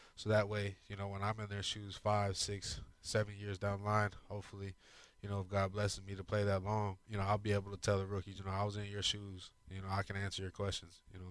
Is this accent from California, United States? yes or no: no; Arizona, United States; moved away as an adult; now in Houston, United States; I grew up in Arizona